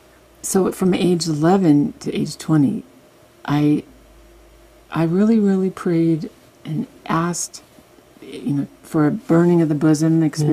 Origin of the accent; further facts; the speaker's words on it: California, United States; also born or lived in Hollywood, California; growing up in California, the Mormon kids in junior high and high school would hang out with each other.